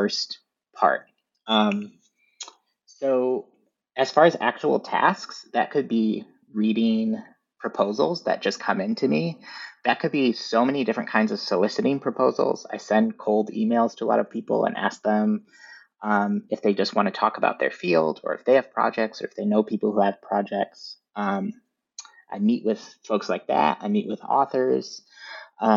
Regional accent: Northern Michigan, United States; I grew up in Northern Michigan, so we didn't really have a bookstore in our town so much.

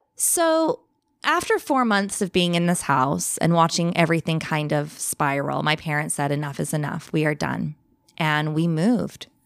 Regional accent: Bakersfield, California, United States; moved away as an adult; now in England; So I'm originally from England. I now live in England, but I grew up in California

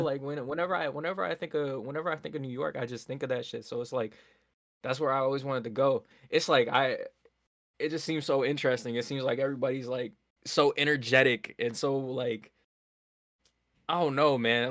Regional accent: Nova Scotia, Canada; born in Nova Scotia, born and raised

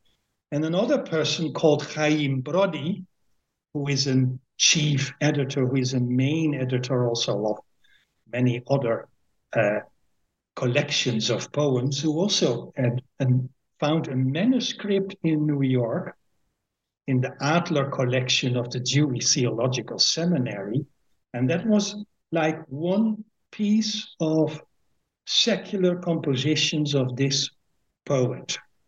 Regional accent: Winschoten, Groningen, Netherlands; born there; English is a second language; I am born at the 21st of May, 1954, in a small town called Winschoten, which is in the province of Groningen.

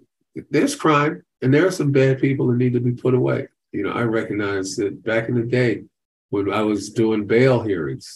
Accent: New York City, New York, United States; also born or lived in Boston; I wanted to go back to my hometown and make a difference. So I went back to Brooklyn, New York

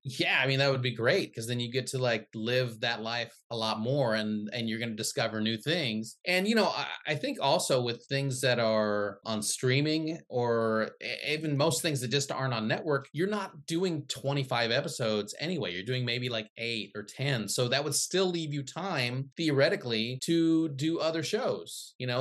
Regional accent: Midwest, United States; also born or lived in Philippines; I grew up in the Midwest.

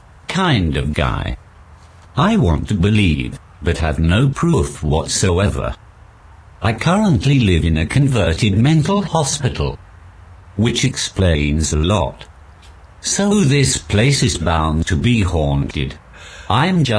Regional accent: Newcastle upon Tyne, North East England, United Kingdom; I'm from Newcastle

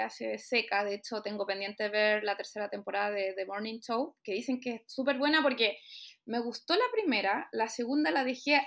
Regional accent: Santiago, Santiago Metropolitan Region, Chile; Soy acá de Santiago.

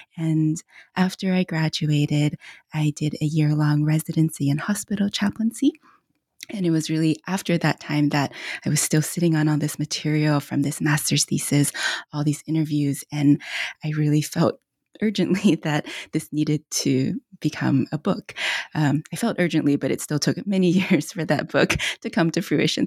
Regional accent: United States; born or raised there; also born or lived in China

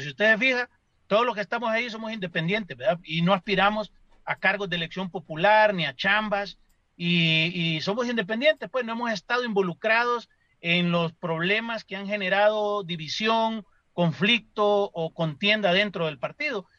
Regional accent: Honduras; como hondureños

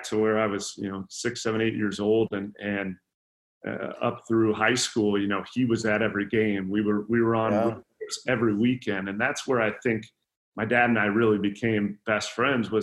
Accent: Sioux City, Iowa, United States; I was born and raised in Sioux City, Iowa

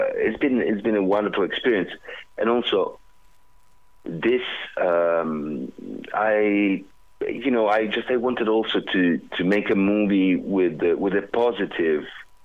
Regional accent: Southern Italy, Italy; English is a second language; because I'm Italian from the South, and because I'm like this

